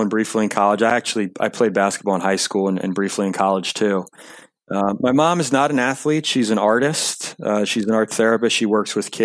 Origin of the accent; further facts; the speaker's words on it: Long Island, New York, United States; Grew up in Long Island, New York